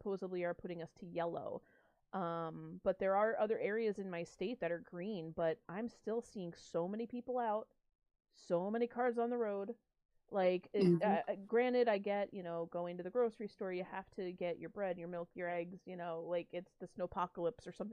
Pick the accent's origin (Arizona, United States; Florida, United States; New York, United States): New York, United States; now in Pennsylvania, United States; technically I'm from New York